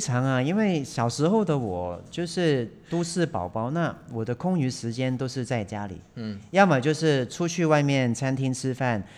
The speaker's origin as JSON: {"language": "Chinese", "country": "Hong Kong", "tie": "born or raised there", "moved": "yes", "said": "我从小就在香港长大的，嗯。我是在那种钢筋水泥森林里面都市，长大的"}